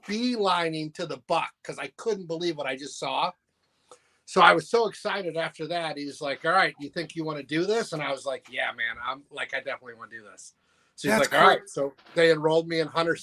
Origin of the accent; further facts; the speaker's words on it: Poynette, Wisconsin, United States; also born or lived in Chicago, Illinois; I grew up on Poinette Lake, Wisconsin